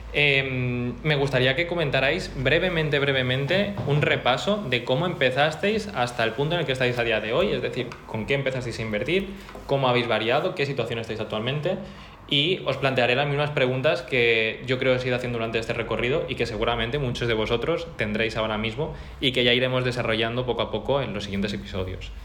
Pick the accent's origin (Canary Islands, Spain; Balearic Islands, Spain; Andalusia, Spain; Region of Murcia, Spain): Balearic Islands, Spain; Mallorca; moved away as an adult; also born or lived in Barcelona; yo soy un chico de Mallorca que me vine a estudiar a Barcelona